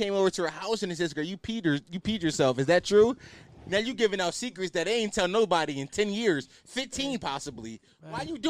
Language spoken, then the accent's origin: English; Philadelphia, Pennsylvania, United States; I'm culturally Muslim because I'm from Philly, but yeah.